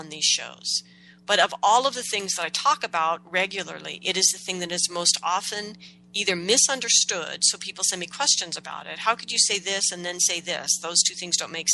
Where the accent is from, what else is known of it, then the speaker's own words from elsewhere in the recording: United States; growing up in America